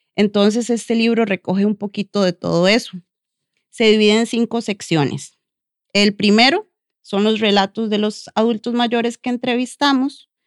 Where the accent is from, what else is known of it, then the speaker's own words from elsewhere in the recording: La Cruz, Guanacaste, Costa Rica; como cruceños